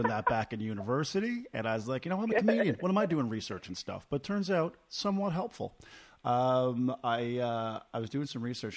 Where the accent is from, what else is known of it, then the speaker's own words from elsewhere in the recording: Corner Brook, Newfoundland and Labrador, Canada; now in Halifax, Canada; my hometown